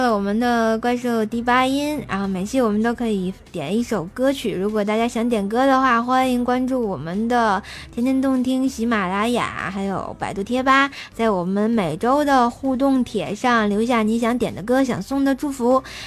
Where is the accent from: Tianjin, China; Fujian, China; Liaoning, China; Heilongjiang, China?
Tianjin, China; accent: Tianjin dialect; 我们天津话说得特别鲁